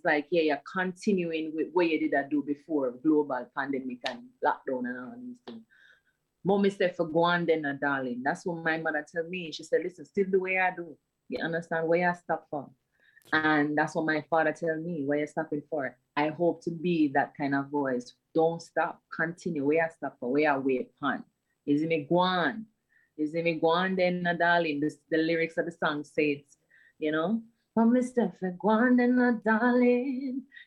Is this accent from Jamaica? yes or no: yes; Bull Bay, Saint Andrew, Jamaica; growing up in Bull Bay, I feel like growing up in Bull Bay was fun.